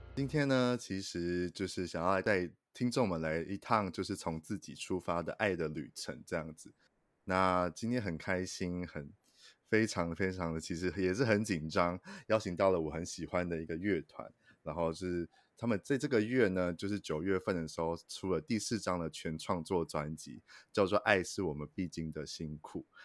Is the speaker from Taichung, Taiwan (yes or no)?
yes; Taichung, Taiwan; 我是台中人，在台中生嗯活